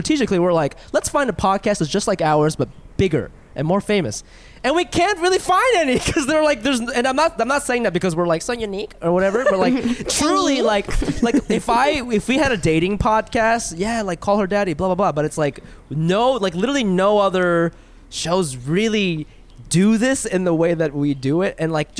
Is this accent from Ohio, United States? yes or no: yes; Ohio, United States; I grew up in Ohio